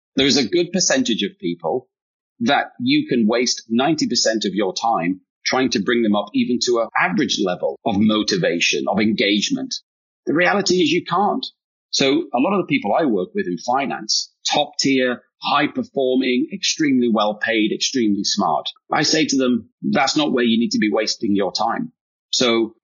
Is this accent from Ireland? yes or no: no; United Kingdom; accent: British; now in United States; I am British